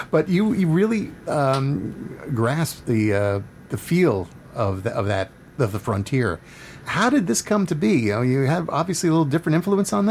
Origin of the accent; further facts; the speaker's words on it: United States; also born or lived in Philadelphia, Pennsylvania / New York; Yeah, I grew up in Philadelphia and New York.